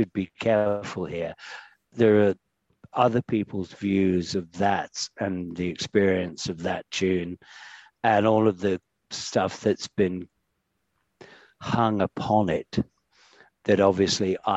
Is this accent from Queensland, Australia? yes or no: yes; Queensland, Australia; my experience of growing up in Oz